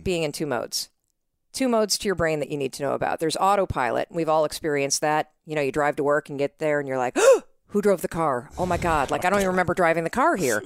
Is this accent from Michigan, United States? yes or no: yes; North Muskegon, Michigan, United States; moved away as an adult; also born or lived in New York City / Boston; I grew up in Western Michigan.